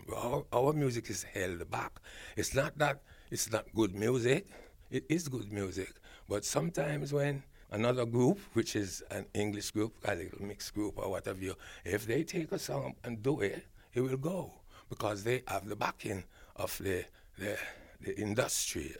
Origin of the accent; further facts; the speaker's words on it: Jamaica; moved away as an adult; now in England; I was born in Jamaica, and I was schooled in Ja-, Jamaica